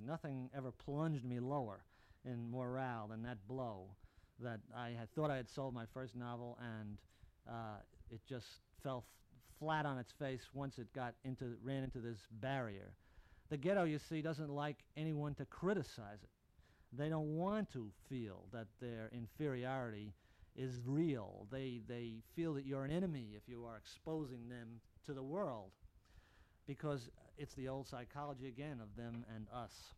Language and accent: English; New Jersey, United States; the part of New Jersey where I lived